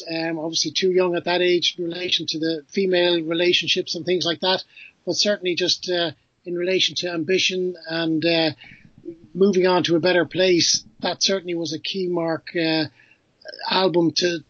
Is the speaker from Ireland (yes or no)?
yes; Dublin, Leinster, Ireland; Well, obviously, I grew up in Dublin, but like a lot of Irish people, we have a lot of relatives in the States